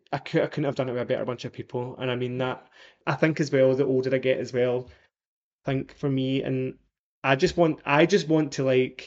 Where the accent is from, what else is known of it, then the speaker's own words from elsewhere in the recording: Scotland, United Kingdom; I just love that I came from Scotland and I love that I came from a wee council